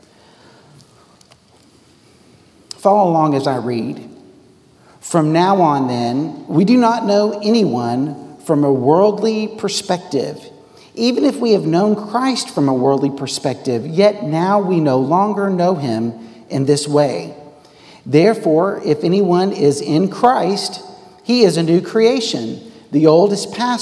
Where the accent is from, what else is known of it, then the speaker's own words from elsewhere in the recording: Texas, United States; also born or lived in Worcester, England; I came green from Texas, and I went to Worcester, England